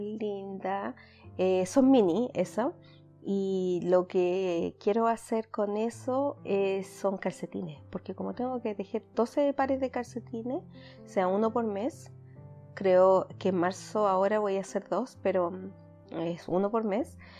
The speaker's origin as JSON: {"language": "Spanish", "country": "Chile", "moved": "yes", "said": "mi comunidad chilena, que de donde yo soy originalmente"}